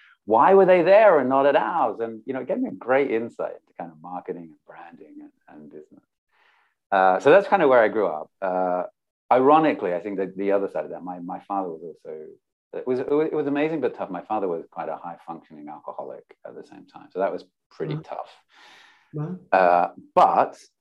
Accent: Pinnaroo, South Australia, Australia; I grew up in a country town in South Australia called Pinneroo

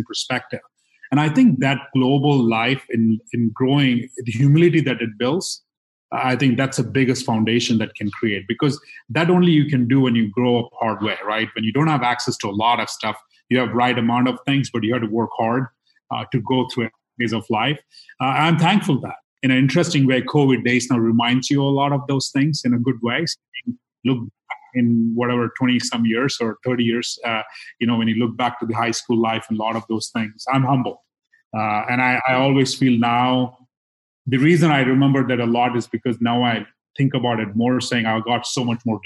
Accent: India; moved away; when I was growing up in India

